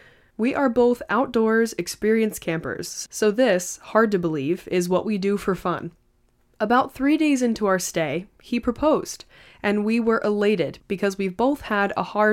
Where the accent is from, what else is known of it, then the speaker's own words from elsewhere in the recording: Canada; I'm Canadian. I live in northern Ontario near a border town to Michigan.